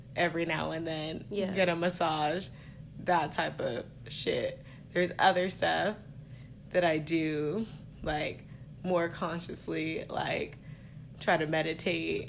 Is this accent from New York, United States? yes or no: no; Stockton, California, United States; I'm from Stockton